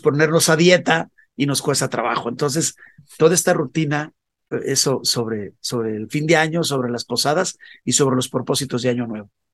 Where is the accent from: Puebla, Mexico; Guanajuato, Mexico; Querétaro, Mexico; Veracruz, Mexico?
Guanajuato, Mexico; León; moved away as an adult; also born or lived in Mexico City; Empecé a salir de mi ciudad natal, que es León, Guanajuato